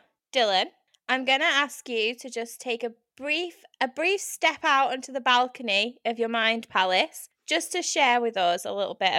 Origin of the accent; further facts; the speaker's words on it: United Kingdom; I'm too British to do this.